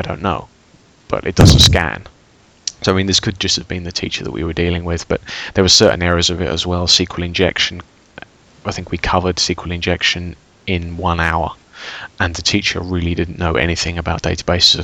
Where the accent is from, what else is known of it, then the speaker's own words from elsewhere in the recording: England, United Kingdom; now in Austria; I work for a large European bank in Austria, but I come from England